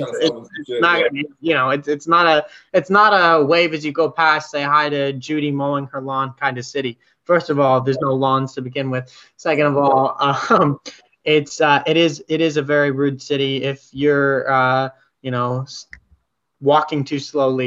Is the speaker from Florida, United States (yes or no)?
no; New York City, New York, United States; moved away; I grew up in New York City